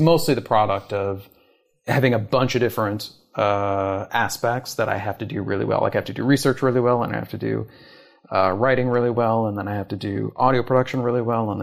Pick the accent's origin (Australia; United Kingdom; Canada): Canada; moved away as an adult; also born or lived in Toronto / New York; I'm from Canada originally.